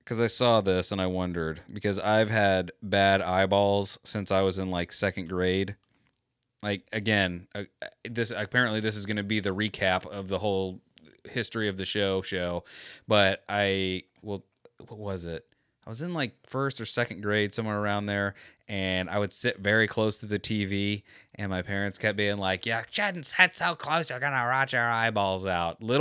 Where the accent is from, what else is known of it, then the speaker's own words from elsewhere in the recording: United States; I'm American.